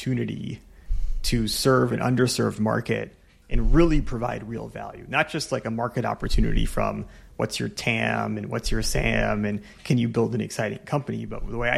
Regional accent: California, United States; I'm a Californian

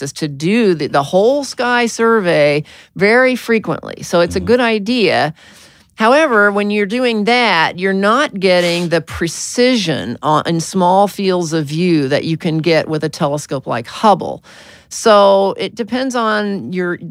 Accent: Arkansas, United States; I was born in Arkansas

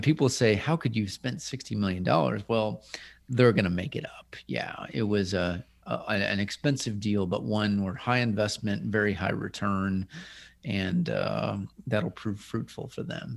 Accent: Midwest, United States; moved away as an adult; now in Nashville, United States; I'm the token other Midwesterner

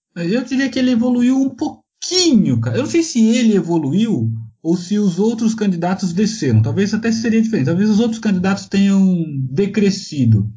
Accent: São Paulo, Brazil; eu sou de São Paulo

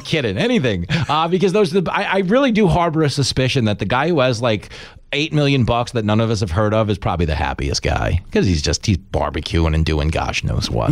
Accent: Long Island, New York, United States; growing up on Long Island

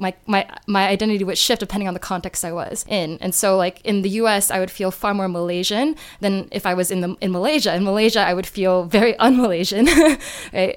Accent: New Jersey, United States; moved away as an adult; also born or lived in North Carolina; now in China; I grew up in the Northeast in New Jersey

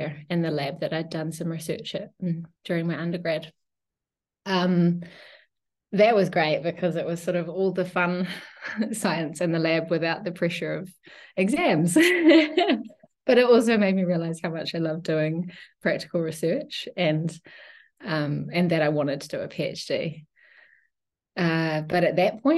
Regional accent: New Zealand; now in Switzerland; I'm originally from New Zealand, but I've spent a long time elsewhere

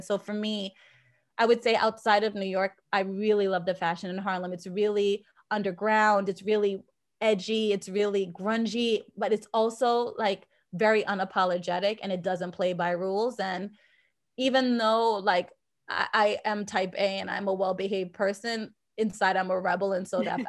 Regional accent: Jamaica; now in Boston, United States; I've always identified as Jamaican. And when we migrated from Jamaica, we moved to Boston into a predominantly white community.

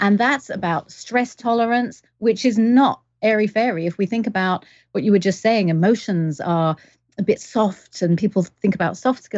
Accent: England, United Kingdom; now in Canada; But I am English, but I've lived all around the world. So I've got weird accent.

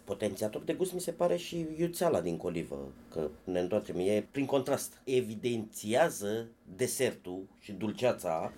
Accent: Focșani, Vrancea County, Romania; la mine la copilărie, la Focșani

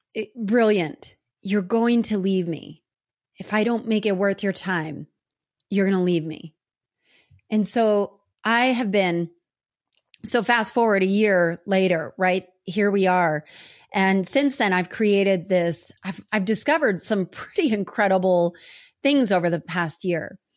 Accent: New Jersey, United States; I grew up in New Jersey

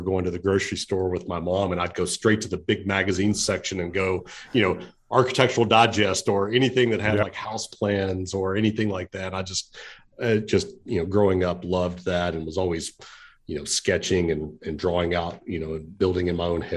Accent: Pikeville, Kentucky, United States; now in Lexington, United States; I grew up in the Appalachian Mountains, a little town called Pikeville, Kentucky, an eastern part of the state

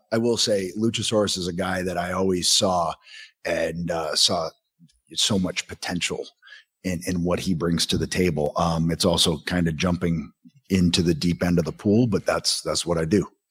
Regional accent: Southern Ontario, Canada; I'm a kid from Southern Ontario

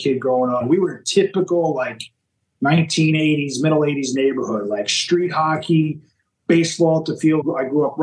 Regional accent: Long Island, New York, United States; I grew up on Long Island, New York

